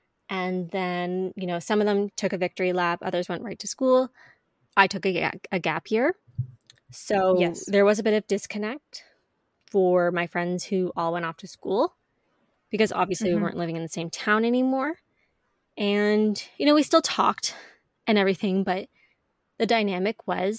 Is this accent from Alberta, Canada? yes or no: no; Ontario, Canada; also born or lived in Quebec; I was born in Ontario, but then when I was 3, you know, my family moved to Quebec for a few years.